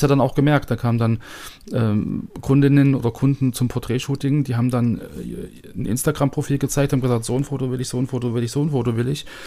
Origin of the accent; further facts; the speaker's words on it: Germany; als Deutscher